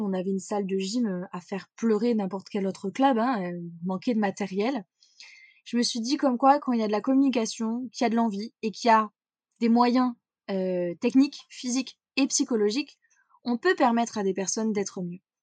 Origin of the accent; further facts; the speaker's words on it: Corrèze, Nouvelle-Aquitaine, France; Je suis née en Corrèze, petit euh, petit département à peu près vers le centre de la France. J'y ai grandi